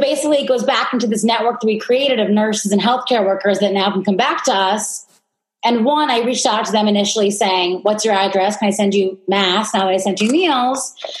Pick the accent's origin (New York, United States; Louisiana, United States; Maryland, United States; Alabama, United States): New York, United States; also born or lived in London; born and raised in New York.